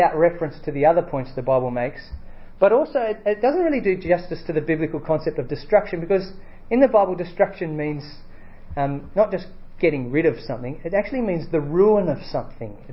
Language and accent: English; Australia; I'm from Australia